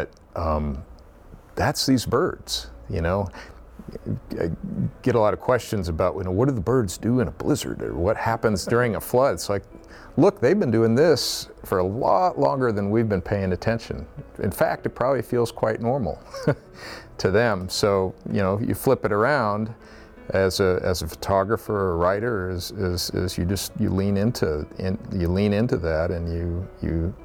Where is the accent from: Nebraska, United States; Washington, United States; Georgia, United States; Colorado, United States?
Nebraska, United States; my home state or the Great Plains where I grew up